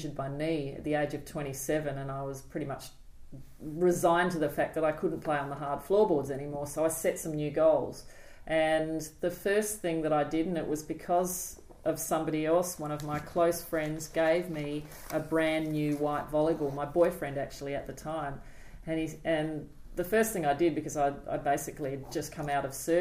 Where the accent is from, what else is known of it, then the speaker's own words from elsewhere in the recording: Adelaide, South Australia, Australia; now in Sydney, Australia; We grew up in Adelaide